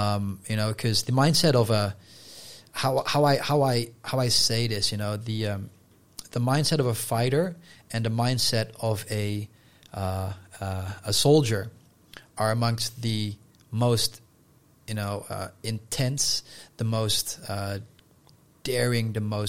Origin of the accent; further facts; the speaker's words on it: Netherlands; first language Dutch; English is a second language; Because in Dutch, if you know, we say we're from Holland, and you are a Hollander